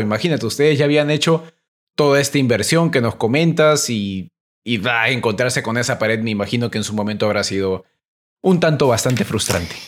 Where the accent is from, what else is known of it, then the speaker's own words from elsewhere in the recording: Peru; Se los digo como peruano